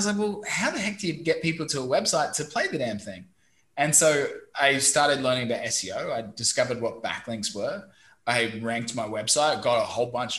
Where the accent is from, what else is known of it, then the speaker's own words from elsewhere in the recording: Brisbane, Queensland, Australia; accent: Australian; moved away as an adult; also born or lived in London; now in Vietnam; I'm originally from Brisbane, Australia, studied software engineering.